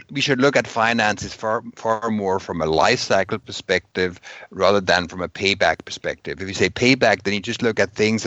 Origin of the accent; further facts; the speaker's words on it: Switzerland; I come from Switzerland.